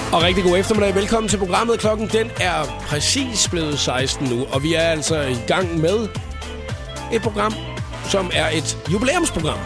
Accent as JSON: {"language": "Danish", "country": "Denmark", "said": "vi danskere"}